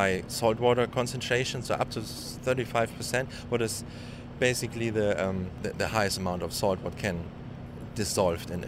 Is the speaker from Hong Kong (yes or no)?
no; Germany; moved away as an adult; now in San Diego, United States; Actually, I live in San Diego, but originally I come from Germany, and I started my postdoc here in 2010